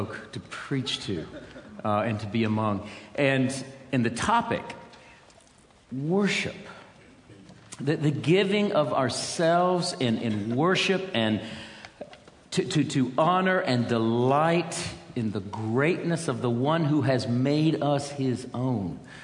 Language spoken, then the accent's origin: English; United States; some of us came over from America